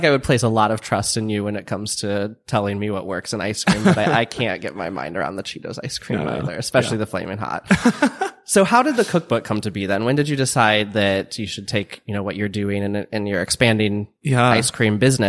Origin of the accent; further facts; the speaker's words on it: Midwest, United States; I mean, I'm from the Midwest and I grew up going to sweet corn festivals every summer.